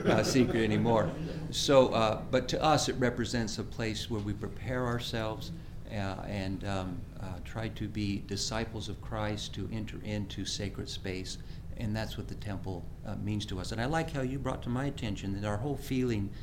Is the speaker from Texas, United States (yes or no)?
no; Beavercreek, Ohio, United States; I grew up in Beaver Creek here